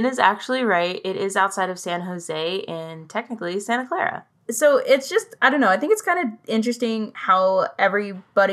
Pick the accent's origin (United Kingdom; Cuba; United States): United Kingdom; England; moved away; my home country, England